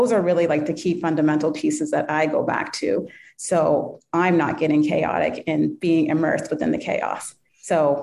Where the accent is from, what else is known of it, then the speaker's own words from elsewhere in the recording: New Hampshire, United States; We grew up in New Hampshire